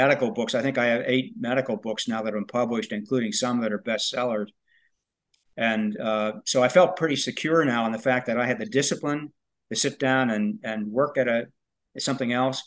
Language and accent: English; Pennsylvania, United States; now in Louisville, United States; I wrote some of it in Pennsylvania, in my hometown, where the book actually takes place.